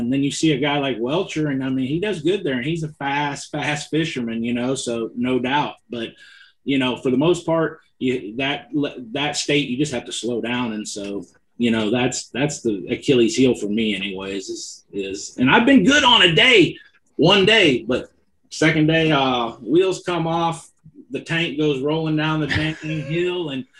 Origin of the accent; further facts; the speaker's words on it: California, United States; I'm from California. I know how to finesse fish with the best of them.